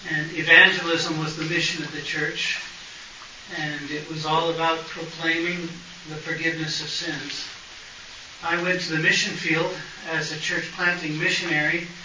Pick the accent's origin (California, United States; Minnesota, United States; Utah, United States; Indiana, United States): California, United States; Hollywood; born there; moved away; I was born in Hollywood, California. Didn't last there very long.